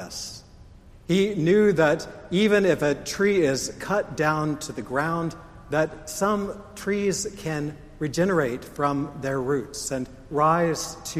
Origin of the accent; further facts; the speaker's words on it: United States; I'm an American